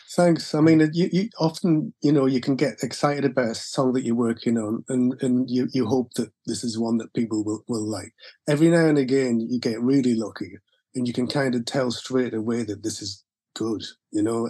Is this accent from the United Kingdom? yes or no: yes; Gateshead, North East England, United Kingdom; I had a pretty normal uh, life in Gateshead.